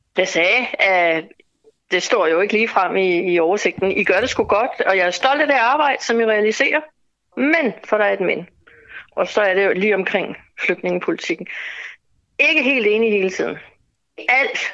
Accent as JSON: {"language": "Danish", "country": "Denmark", "said": "vi som danskere"}